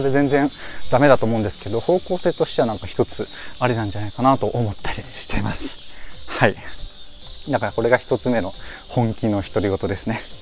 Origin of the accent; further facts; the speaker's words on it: Yokohama, Kanagawa, Japan; ま僕横浜出身なんですけど